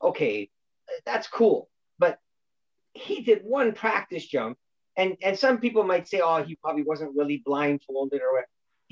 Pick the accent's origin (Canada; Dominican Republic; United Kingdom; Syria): Canada; Toronto, Ontario; there was only one hobby store in Scarborough, Byron, when I was growing up